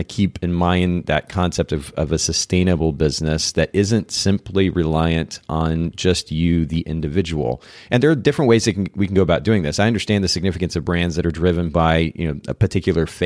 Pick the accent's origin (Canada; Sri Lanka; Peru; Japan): Japan; So I grew up in Japan.